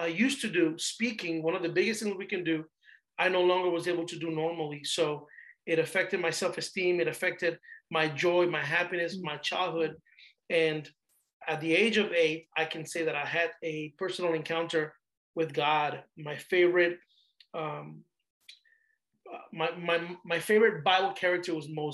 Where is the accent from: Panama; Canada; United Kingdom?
Panama; also born or lived in Panama City, Panama; now in United States; I'm originally from Panama, Central America, migrated to the United States in 92.